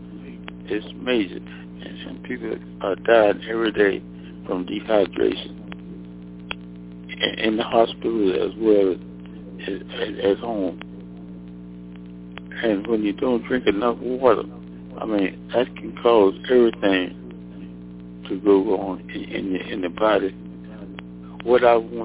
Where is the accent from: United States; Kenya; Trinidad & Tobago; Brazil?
United States; Mississippi; moved away as an adult; also born or lived in Alabama / Nashville, Tennessee / Washington, D.C.; I'm from Mississippi, where I graduated from high school in 1946